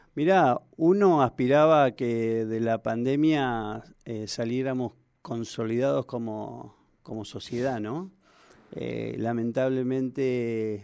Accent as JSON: {"language": "Spanish", "country": "Argentina", "said": "Los argentinos somos"}